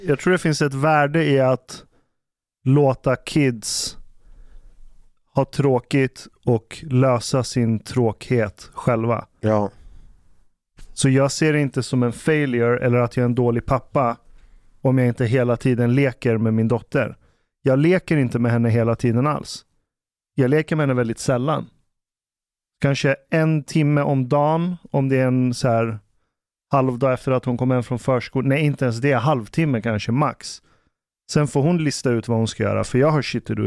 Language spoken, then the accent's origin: Swedish; Ekerö, Stockholm County, Sweden; där jag växte upp på Ekerö